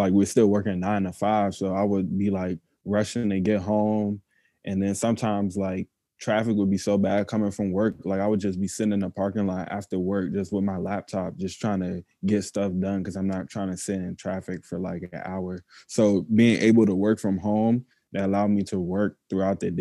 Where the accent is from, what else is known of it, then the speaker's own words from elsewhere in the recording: Maryland, United States; I was born in Maryland too. I went to high school with Book.